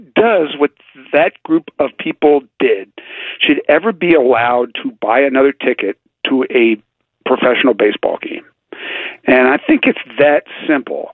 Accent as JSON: {"language": "English", "town": "Philadelphia", "region": "Pennsylvania", "country": "United States", "said": "I'm from Philadelphia."}